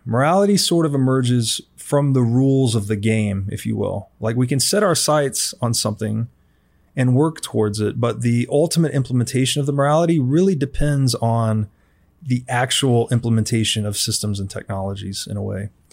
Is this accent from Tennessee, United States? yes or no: yes; Tennessee, United States; I was raised in Tennessee